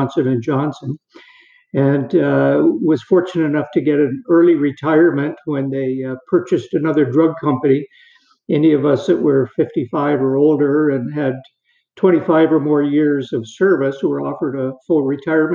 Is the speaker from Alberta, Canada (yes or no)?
no; Perth, Ontario, Canada; I was born in Perth, which is a small town in eastern Ontario